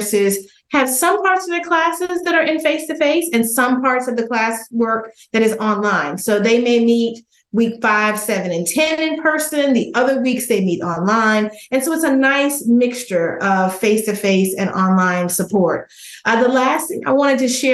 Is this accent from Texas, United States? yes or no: yes; outside of Dallas, Texas, United States; growing up in Texas, outside of Dallas in a small town